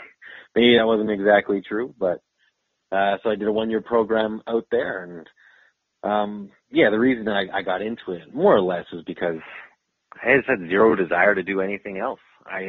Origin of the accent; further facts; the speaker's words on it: Calgary, Alberta, Canada; also born or lived in Saskatoon / Fort St. John / Olds / Whitecourt; now in Edmonton, Canada; I'm born and raised in Calgary. I spent all my life there. And I left when I was 18.